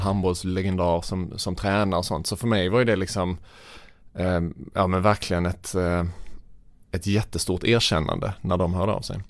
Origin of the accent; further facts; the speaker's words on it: Vittsjö, Skåne, Sweden; Jag växte upp i Vittsjö, en, en liten by i norra Skåne.